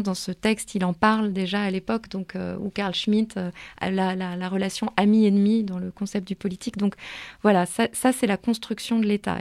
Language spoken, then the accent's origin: French; Paris, Île-de-France, France; Je suis née, j'ai grandi à Paris, je suis très attachée à ma ville.